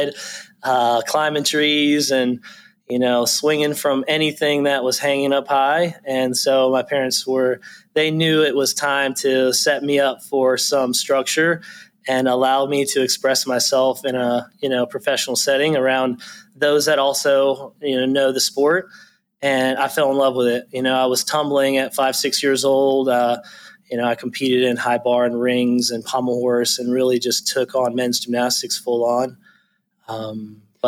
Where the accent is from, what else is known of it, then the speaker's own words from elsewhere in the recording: Lewisville, North Carolina, United States; I grew up in Winston-Salem area. So Lewisville is the small town outside of Winston-Salem in Forsyth County. I grew up there.